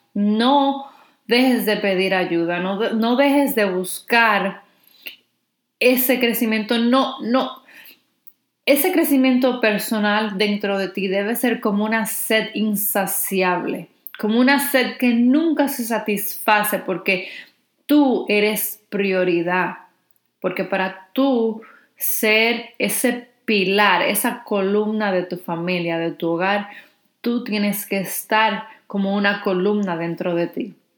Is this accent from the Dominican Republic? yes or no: yes; Dominican Republic; si eres dominicana como yo